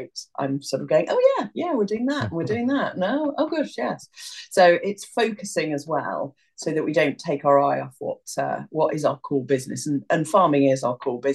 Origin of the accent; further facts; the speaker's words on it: Newport, West Midlands, United Kingdom; I grew up near Newport, not far from Harper Adams Agriculture College